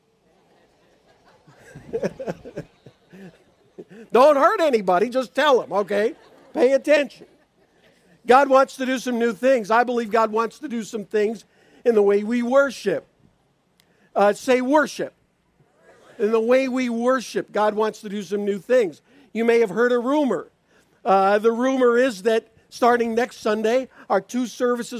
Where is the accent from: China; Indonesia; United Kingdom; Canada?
Canada; Niagara Falls, Ontario; also born or lived in Spring Arbor, Michigan / Washington State; now in Davison, United States; I grew up in Niagara Falls, Ontario, Canada